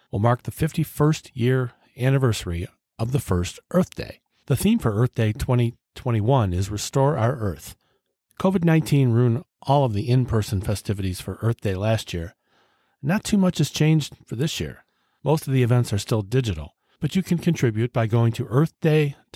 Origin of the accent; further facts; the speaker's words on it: Cleveland, Ohio, United States; my hometown, Cleveland, Ohio